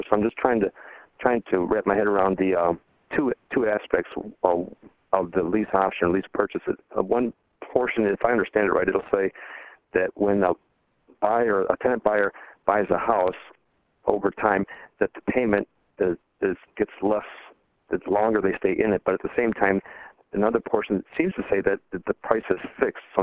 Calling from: Michigan, United States; In Michigan.

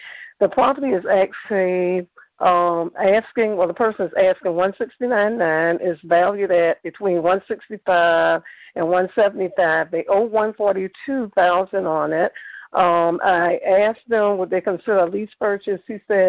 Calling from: Savannah, Georgia, United States; I'm calling from Georgia, Savannah, Georgia.

